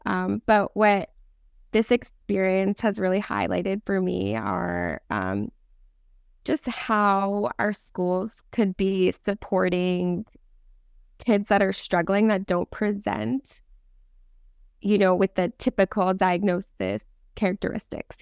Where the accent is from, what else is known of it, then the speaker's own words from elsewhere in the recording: New Jersey, United States; moved away as an adult; now in Los Angeles, United States; when I was growing up in New Jersey, I was in classes